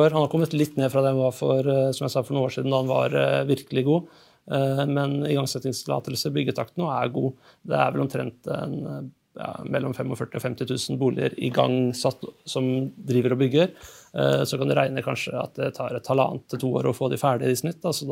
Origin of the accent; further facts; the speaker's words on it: Fredrikstad, Østfold, Norway; also born or lived in Oslo; Selv så flytta jeg fra Oslo til Fredrikstad for to år siden. Og jeg er fra Fredrikstad opprinnelig.